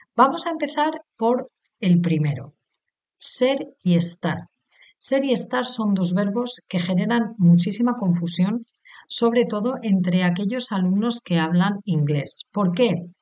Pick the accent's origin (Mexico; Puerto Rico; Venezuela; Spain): Spain; soy española, he nacido en España